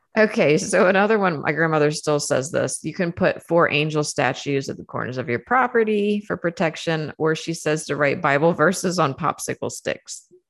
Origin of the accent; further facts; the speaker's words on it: Saint Mary's County, Maryland, United States; moved away; I was born and raised in Saint Mary's County, Maryland